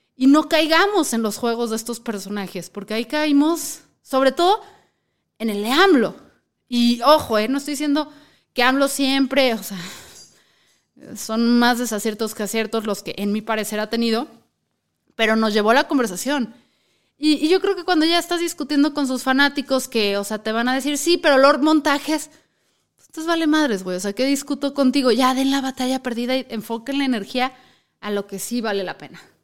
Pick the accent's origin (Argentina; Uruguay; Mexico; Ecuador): Mexico; no hay que chuparnos el dedo como mexicanos